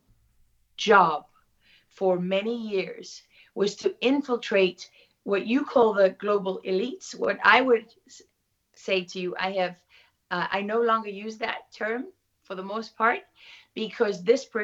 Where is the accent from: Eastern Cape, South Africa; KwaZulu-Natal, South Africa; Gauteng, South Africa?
KwaZulu-Natal, South Africa; Durban; moved away as an adult; also born or lived in London; growing up in South Africa